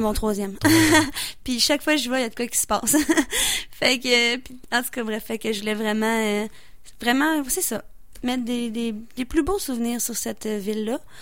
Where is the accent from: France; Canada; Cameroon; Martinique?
Canada; Beauce, Quebec; je viens de la Beauce